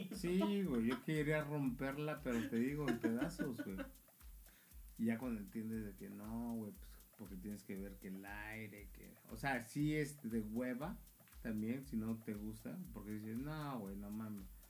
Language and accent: Spanish; Mexico; now in United States; somos paisas